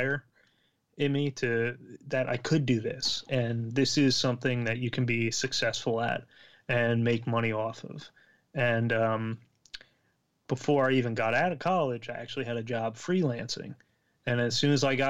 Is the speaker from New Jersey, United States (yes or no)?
yes; Central New Jersey, United States; I'm from Central New Jersey